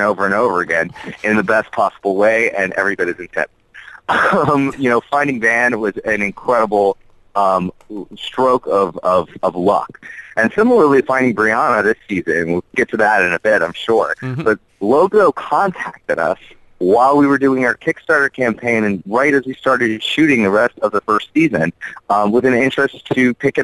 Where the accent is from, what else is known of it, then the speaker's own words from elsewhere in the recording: Jackson, Mississippi, United States; moved away; I'm from Jackson, Mississippi